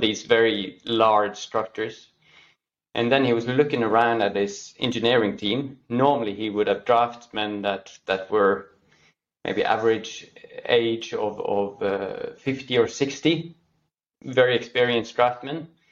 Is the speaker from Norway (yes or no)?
yes; Norway; born and raised in Norway, uh, now working in Oslo, Norway